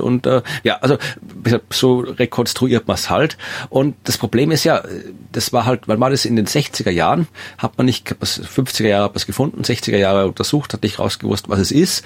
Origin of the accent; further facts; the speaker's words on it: Austria; mir als Österreicher